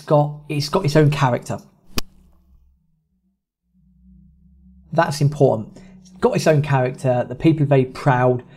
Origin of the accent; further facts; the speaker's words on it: England, United Kingdom; we are English, we are in Argentina